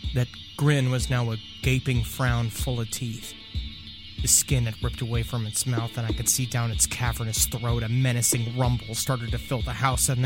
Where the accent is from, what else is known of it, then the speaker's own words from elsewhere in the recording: New York, United States; I was at my mom's, where I grew up in New York